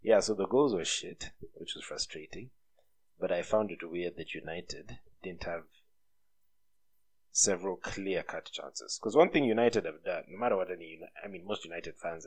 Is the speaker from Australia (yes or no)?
no; Busia, Western, Kenya; I'm from Western Kenya